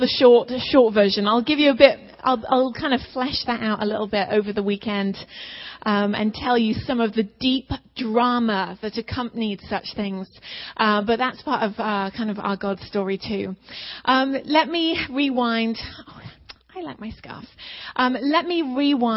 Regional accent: England, United Kingdom; moved away; we're both from England.

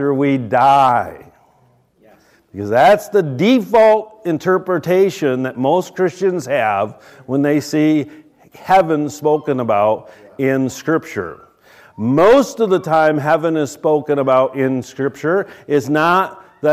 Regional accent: United States; we, as American, good old Americans

